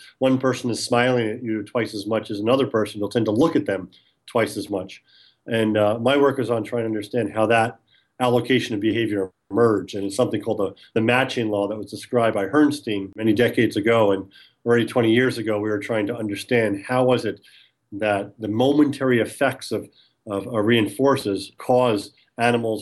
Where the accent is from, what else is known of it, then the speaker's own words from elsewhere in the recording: New York City, New York, United States; also born or lived in Long Island, New York; I grew up in New York, originally from New York City, and then moved out onto the island.